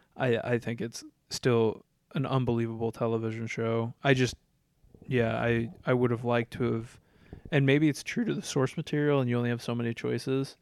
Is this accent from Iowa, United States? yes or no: yes; Iowa, United States; I'm from Iowa